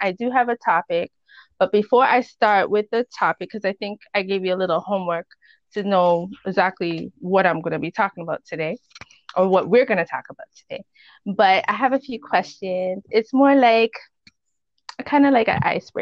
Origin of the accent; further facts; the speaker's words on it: Canada; accent: West Indian; I am Canadian